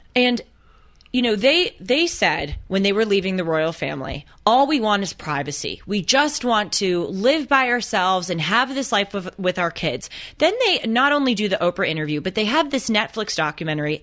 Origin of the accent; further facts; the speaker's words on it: Los Angeles, California, United States; I grew up in Los Angeles, going to private schools in an ultra-liberal group